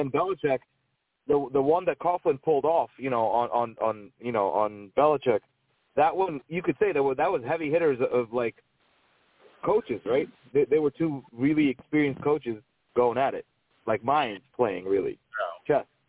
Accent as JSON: {"language": "English", "region": "New Jersey", "country": "United States", "said": "I'm from New Jersey"}